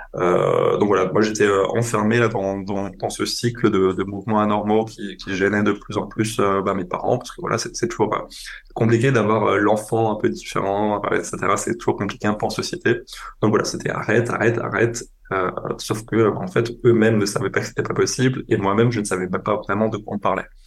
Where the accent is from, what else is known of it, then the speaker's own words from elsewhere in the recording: on the Franco-German border, Grand Est, France; now in Paris, France; j'ai grandi en France, j'ai grandi à la frontière euh, franco-allemande